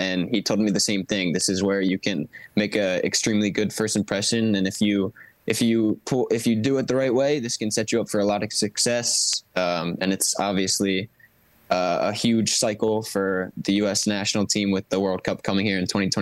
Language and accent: English; Philadelphia, Pennsylvania, United States; I have to back my hometown club